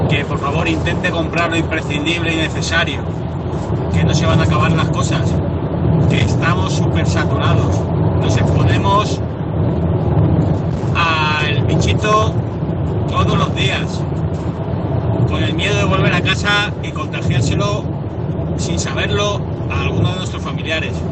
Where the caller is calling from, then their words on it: Madrid, Community of Madrid, Spain; de Madrid.